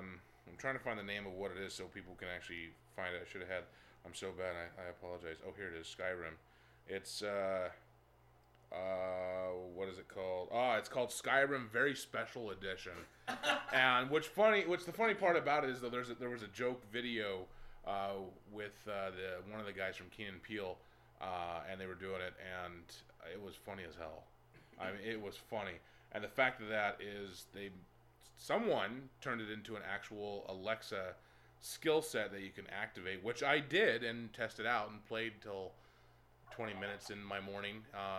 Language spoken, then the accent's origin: English; Philippines; Is that because I'm Filipino?